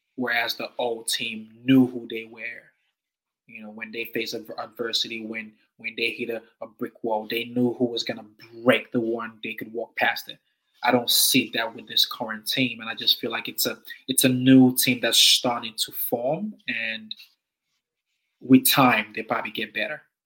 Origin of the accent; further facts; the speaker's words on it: Nigeria; now in Canberra, Australia; being Nigerian